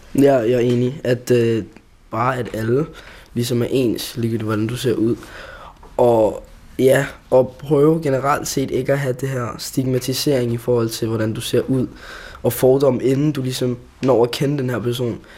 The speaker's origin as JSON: {"language": "Danish", "country": "Denmark", "said": "jeg føler mig meget mere dansk end somali personligt"}